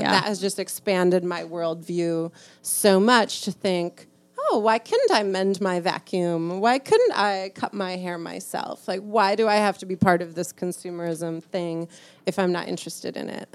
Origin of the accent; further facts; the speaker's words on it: Chicago, Illinois, United States; moved away as an adult; now in Milwaukee, United States; I live in Milwaukee. I'm from Chicago